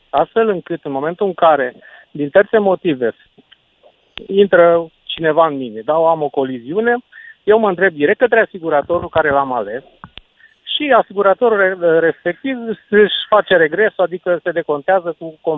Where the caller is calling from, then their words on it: Cluj-Napoca, Cluj County, Romania; sunt de la Cluj.